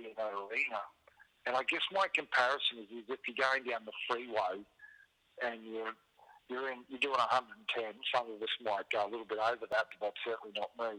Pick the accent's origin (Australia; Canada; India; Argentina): Australia; Queensland; as a Queenslander